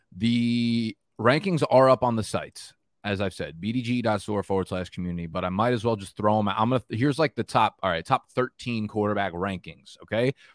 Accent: New Jersey, United States; now in Brooklyn, United States; I grew up in Jersey

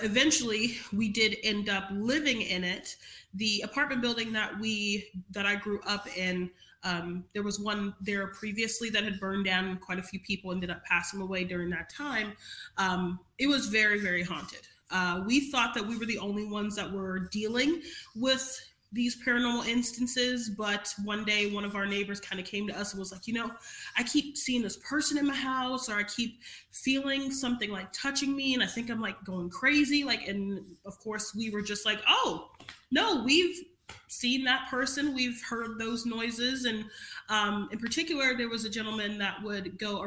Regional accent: New York City, New York, United States; moved away as an adult; now in Marietta, Ohio, United States; I grew up in Crown Heights, Brooklyn

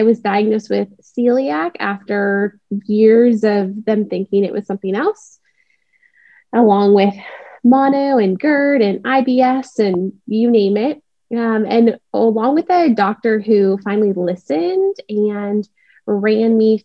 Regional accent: Seattle, Washington, United States; now in Dallas, United States; I live in Dallas, Texas. I grew up in Seattle

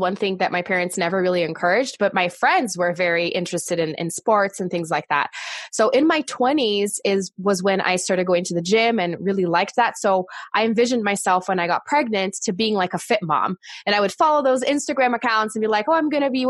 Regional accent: Brazil; English is a second language; moved away; I am originally from Brazil

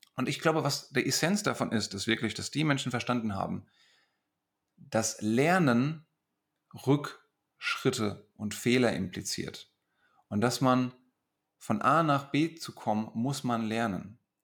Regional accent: Hesse, Germany; accent: Hessian

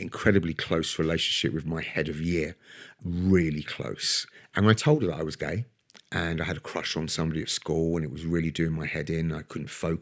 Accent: London, United Kingdom; So I was born and raised in Brixton, near the front line, the centre of the uprisings in 1981

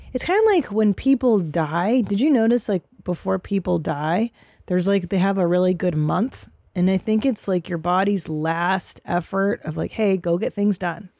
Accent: San Fernando Valley, California, United States; I grew up in the San Fernando Valley

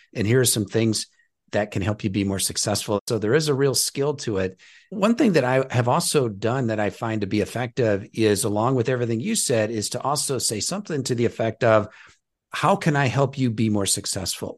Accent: Nebraska, United States; I'm from Nebraska

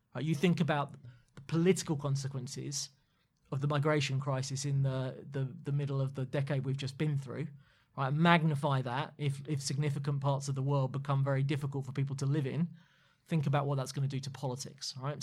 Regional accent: London, United Kingdom; as a Londoner

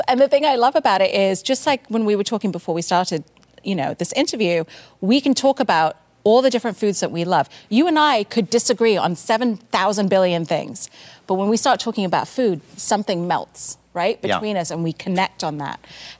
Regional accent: South India, India; because we're from India, a particular part of India in the south.

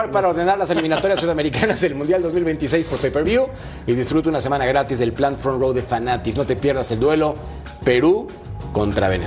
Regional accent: Mexico; como yo soy mexicano

